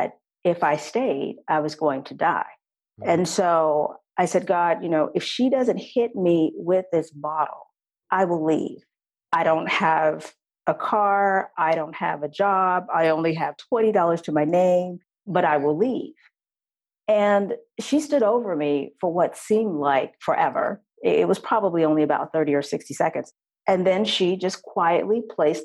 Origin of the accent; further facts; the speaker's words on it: Texas, United States; I'm originally from Texas.